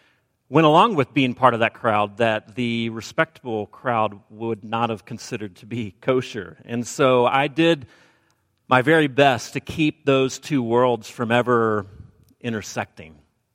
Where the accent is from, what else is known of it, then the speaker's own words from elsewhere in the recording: Alabama, United States; accent: Southern; now in US West Coast; I've pretty much jettisoned my Southern accent, though it does come out from time to time, and I'll drop a fixin' to into the sermon, or maybe a mic hood, and you'll realize where my roots lie. I did grow up in Alabama